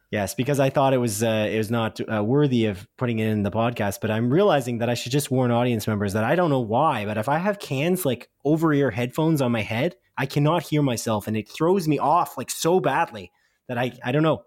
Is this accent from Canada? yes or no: yes; Canada; I'm a Canadian